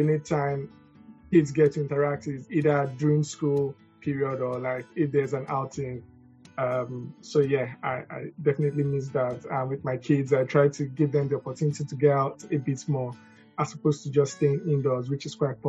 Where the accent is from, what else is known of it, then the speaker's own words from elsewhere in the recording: Lagos, Nigeria; now in United Kingdom; growing up in Lagos, I miss that communal living. We used to live in like blocks of flats